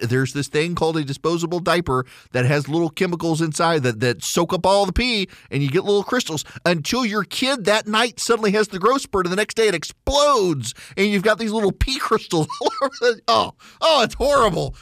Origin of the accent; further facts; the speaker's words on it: the South, United States; I'm from the South.